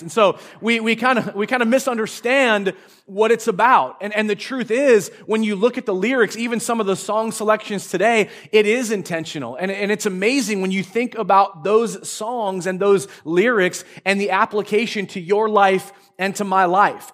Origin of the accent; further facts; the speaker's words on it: Marysville, United States; I grew up in Marysville, uh, up in the, the north part of Marysville